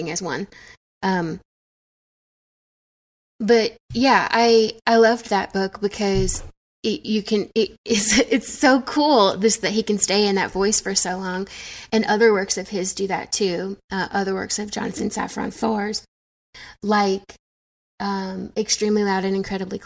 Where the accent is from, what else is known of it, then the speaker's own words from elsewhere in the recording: the American South, United States; growing up ethnically ambiguous in the American South